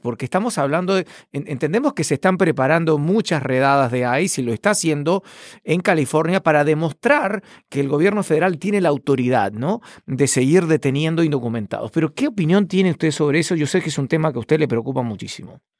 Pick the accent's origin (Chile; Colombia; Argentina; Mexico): Chile; now in Washington, DC, United States; mi país de origen, Chile